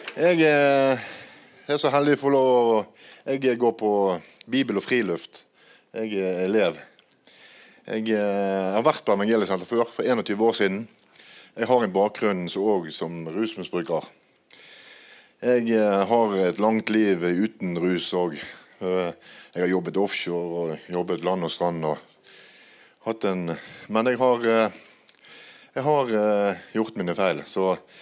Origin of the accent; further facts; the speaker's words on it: Bergen, Vestland, Norway; Jeg er eh, fra Bergen